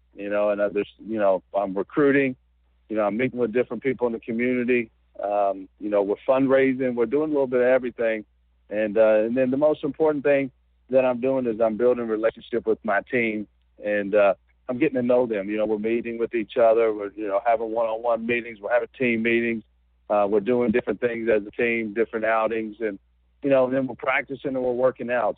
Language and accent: English; Georgetown, Kentucky, United States; I'm from Georgetown, Kentucky, which is about 30 miles away from Richmond. And you know, at one time, I was a I was a high school player in this state.